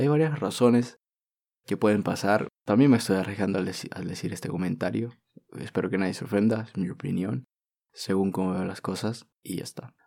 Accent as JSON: {"language": "Spanish", "country": "Peru", "tie": "born or raised there", "said": "peruano, de haber nacido aquí"}